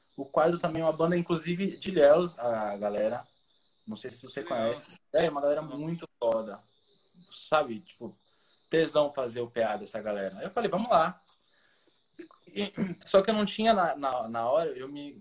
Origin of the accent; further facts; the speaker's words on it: São Paulo, Brazil; moved away; also born or lived in Salvador; Morava em São Paulo, sou de São Paulo